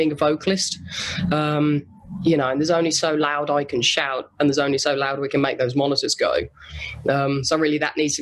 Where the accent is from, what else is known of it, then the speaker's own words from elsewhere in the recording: Solihull, West Midlands, United Kingdom; moved away as an adult; now in Los Angeles, United States; I'm white and from Solihull.